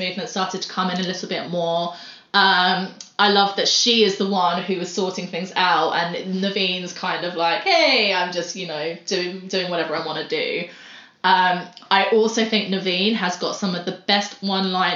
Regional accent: United Kingdom

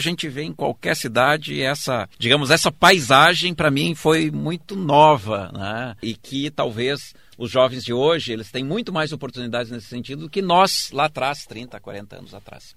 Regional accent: Erechim, Rio Grande do Sul, Brazil; moved away as an adult; also born or lived in Porto Alegre; Eu sou do interior, de Erechim

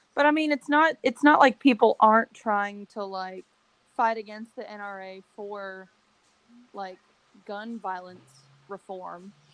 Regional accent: Berea, United States; born or raised there

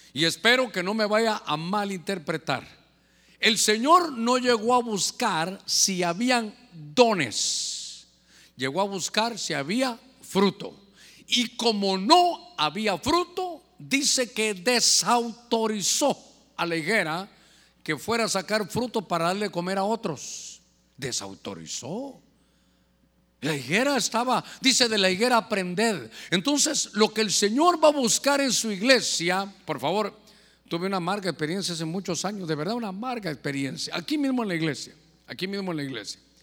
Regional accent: Honduras; nosotros como hondureños de invierno

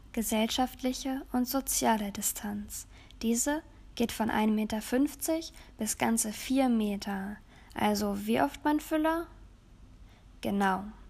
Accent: Germany; bei uns in Deutschland

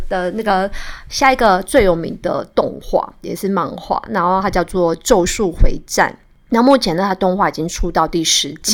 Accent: Kaohsiung, Taiwan; moved away as an adult; now in Taipei, Taiwan; 我从高雄嫁到台北

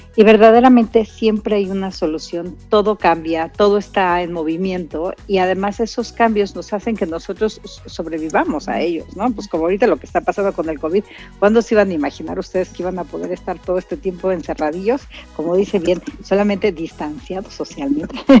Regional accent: Querétaro, Mexico; nuestra lengua natal de Querétaro

